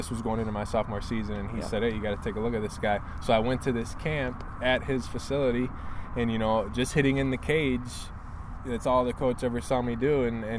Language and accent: English; Troy, Michigan, United States; I grew up in Troy